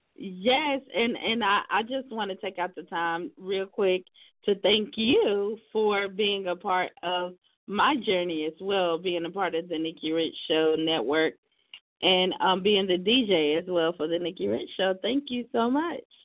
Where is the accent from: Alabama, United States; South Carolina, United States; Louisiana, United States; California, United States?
South Carolina, United States; South Carolina, my hometown state, where I'm originally from